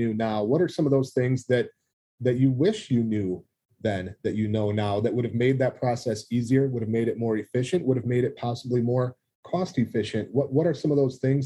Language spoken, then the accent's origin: English; Reedsburg, Wisconsin, United States; here in Reedsburg, my hometown